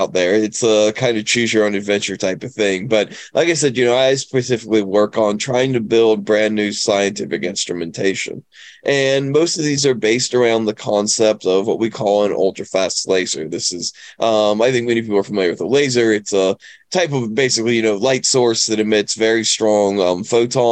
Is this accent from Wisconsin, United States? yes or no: no; West Virginia, United States; moved away; I grew up in West Virginia, honestly, mainly working on cars, fixing houses